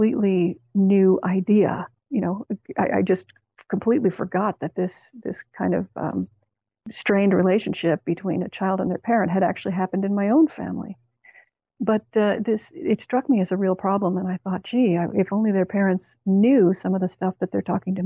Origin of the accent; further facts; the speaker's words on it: Canada; Canada, where I grew up